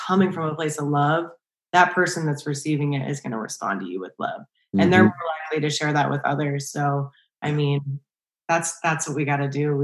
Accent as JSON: {"language": "English", "region": "Pennsylvania", "country": "United States", "tie": "born or raised there", "also_born_or_lived": "Jacksonville, Florida / Mississippi / Key West, Florida", "moved": "as an adult", "lives_now": "California, United States", "said": "where I grew up in Pennsylvania"}